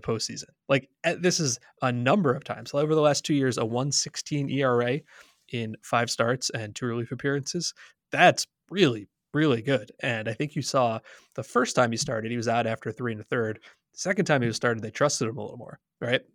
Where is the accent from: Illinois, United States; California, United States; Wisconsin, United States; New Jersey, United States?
New Jersey, United States; I'm from New Jersey